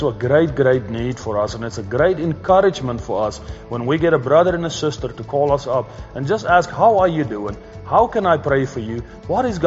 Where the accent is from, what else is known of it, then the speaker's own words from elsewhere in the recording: South Africa; moved away as an adult; also born or lived in North Carolina; now in Cowley, United States; I was born and raised in South Africa on a sheep and cattle ranch